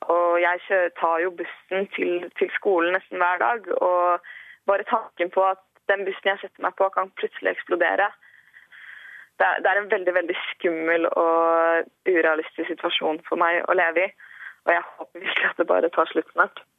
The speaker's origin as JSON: {"language": "Norwegian", "country": "Norway", "also_born_or_lived": "Ashkelon, Israel", "moved": "yes", "lives_now": "Tel Aviv, Israel", "said": "Jeg er jo norsk"}